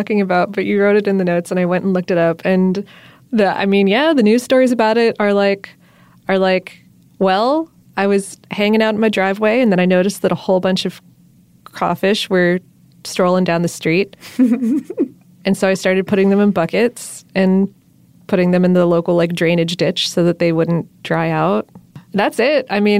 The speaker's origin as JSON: {"language": "English", "region": "Florida", "country": "United States", "lives_now": "Atlanta, United States", "said": "I wasn't really introduced to them until I came to Atlanta. And so, therefore, even though I'm from South Florida and the North, I picked up the word crawfish because that's what everyone here calls them."}